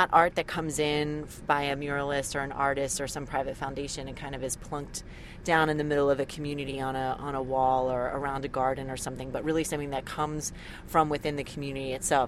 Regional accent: Philadelphia, Pennsylvania, United States; I grew up in Philadelphia

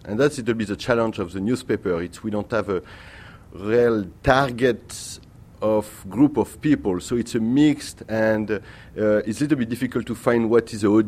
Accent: Paris, Île-de-France, France; English is a second language; now in New York, United States; I come from France. I'm born in Paris

